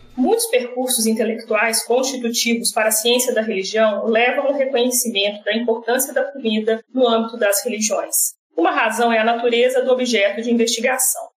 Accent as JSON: {"language": "Portuguese", "region": "Minas Gerais", "country": "Brazil", "said": "eu sou mineira"}